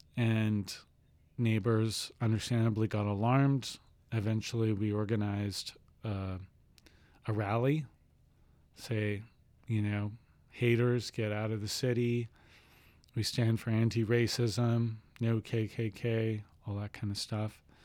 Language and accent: English; Saskatchewan, Canada; moved away; I'm from Saskatchewan